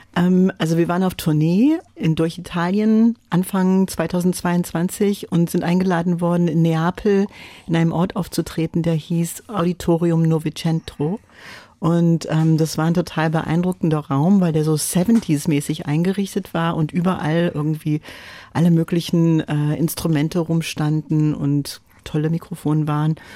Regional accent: United States; first language French; German is a second language; moved away; ich bin Amerikanerin und immer selbstverständlich auf Englisch gesprochen, äh, geschrieben habe auch

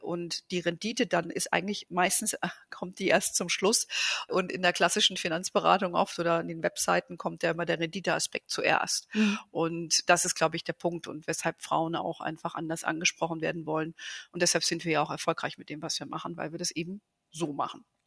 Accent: Germany; bei uns in Deutschland

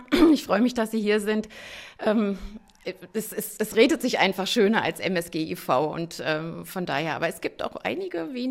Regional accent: Brandenburg, Germany; Also ich bin froh, dass ich als Brandenburgerin jetzt hier die Aufgabe habe, in Brandenburg Politik machen zu können

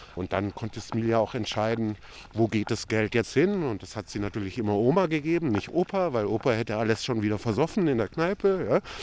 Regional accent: Würzburg, Bavaria, Germany; also born or lived in Berlin; Ich selber bin aber in Deutschland, in Würzburg geboren

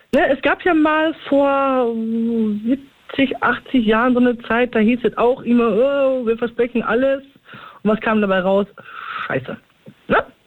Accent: Recklinghausen, North Rhine-Westphalia, Germany; in meiner Heimatstadt Rettlinghausen

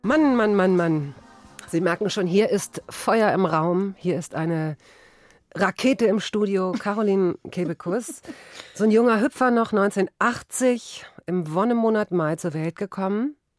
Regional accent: Cologne, North Rhine-Westphalia, Germany; bei uns in Köln

